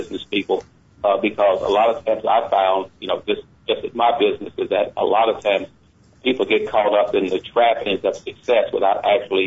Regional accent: Chicago, Illinois, United States; now in Marietta, Georgia, United States; Chicago is actually my hometown

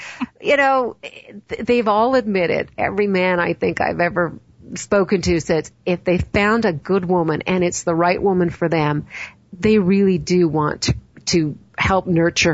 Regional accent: Canada; I'm Canadian

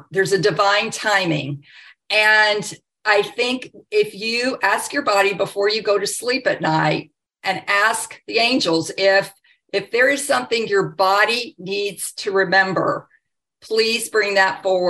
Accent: the South, United States; growing up in the South

